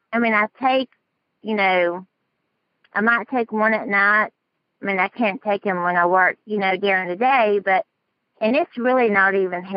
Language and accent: English; Dallas, Texas, United States; accent: southern; I'm from Dallas, Texas.